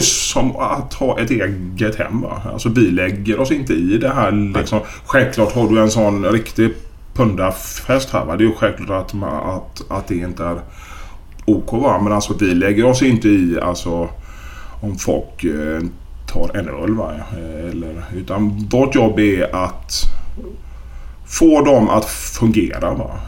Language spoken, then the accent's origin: Swedish; Gothenburg, Västra Götaland, Sweden; moved away as an adult; also born or lived in Malmö; då är jag hemma i Göteborg